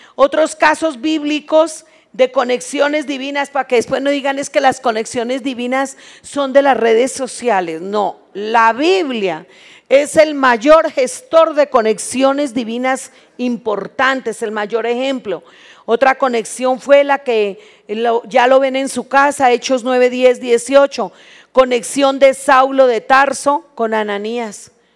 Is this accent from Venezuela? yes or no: no; Colombia; moved away as an adult; now in Mexico; Cuando nosotros nos vinimos de Colombia, tierra que amamos porque allá nacimos